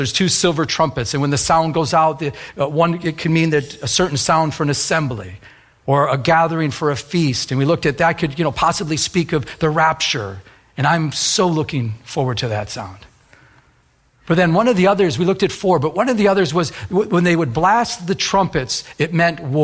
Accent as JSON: {"language": "English", "region": "Michigan", "country": "United States", "tie": "born or raised there", "said": "I was raised in Michigan."}